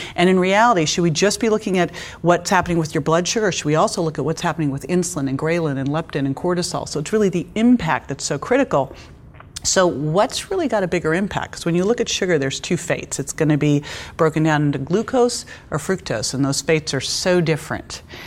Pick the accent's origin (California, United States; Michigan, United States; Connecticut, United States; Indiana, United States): California, United States; Berkeley; I grew up in Berkeley